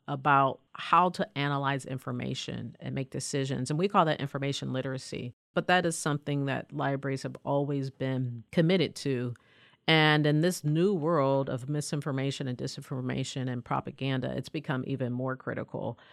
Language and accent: English; Pennsylvania, United States; I grew up in a mill town, you know, about two miles south of Pittsburgh